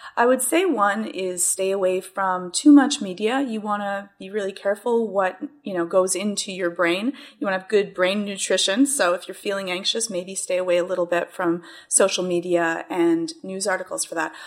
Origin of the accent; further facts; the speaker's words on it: Canada; as being the Canadian